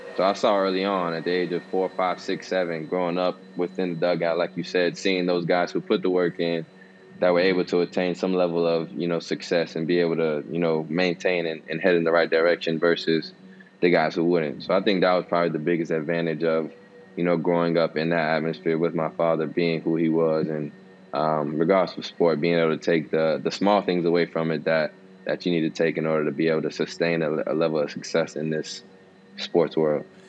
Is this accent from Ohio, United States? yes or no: yes; Cincinnati, Ohio, United States; I was born in Cincinnati, Ohio